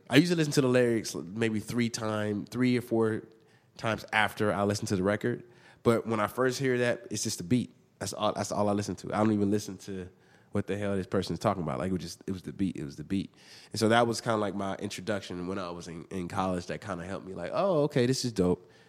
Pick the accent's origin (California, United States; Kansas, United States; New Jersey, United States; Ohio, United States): California, United States; Inglewood; also born or lived in Hawthorne, California; I grew up in Inglewood, and then my parents kinda moved around a little bit, but we all, we kinda moved every every few years, um, but mostly was in between Inglewood and Hartthorne